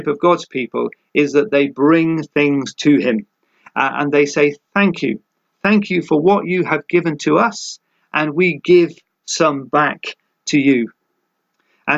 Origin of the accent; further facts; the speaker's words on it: United Kingdom; for us as British people